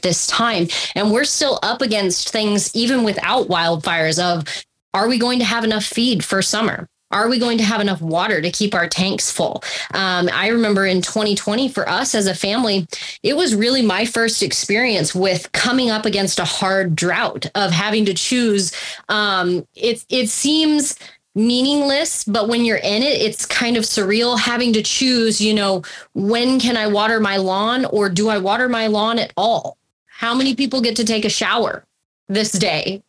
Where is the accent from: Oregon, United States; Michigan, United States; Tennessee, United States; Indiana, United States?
Oregon, United States; Southern Oregon and Northern California, United States; moved away as an adult; now in Las Vegas, New Mexico, United States; Originally, I am from Southern Oregon and Northern California, and that's where I kind of got my start in life and in agriculture.